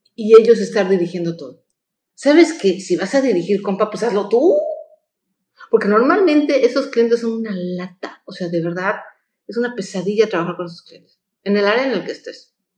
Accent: Mexico; como mexicanos

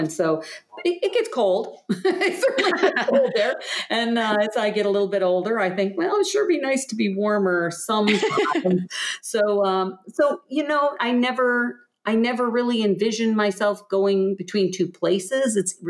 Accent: Michigan, United States; I'm from Michigan. I have family still here in Michigan, so there'll always be a place.

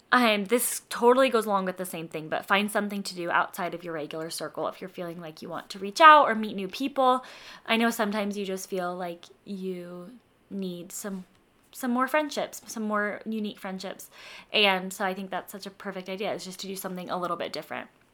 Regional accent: Denver, Colorado, United States; now in Utah, United States; I'm from Denver

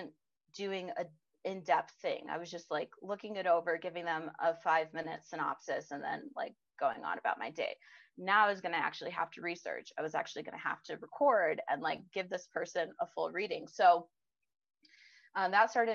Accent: Illinois, United States; I grew up in Illinois

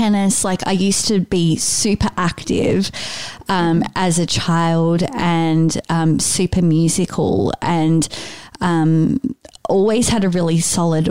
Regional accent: Sydney, New South Wales, Australia; I was born and raised in Sydney. So I've lived in Sydney my entire life.

